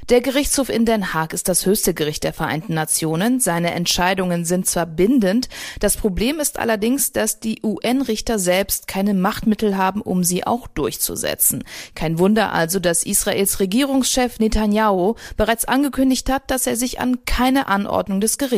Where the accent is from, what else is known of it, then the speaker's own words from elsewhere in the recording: Sweden; Ich komme aus Schweden, meine Reise war geplant.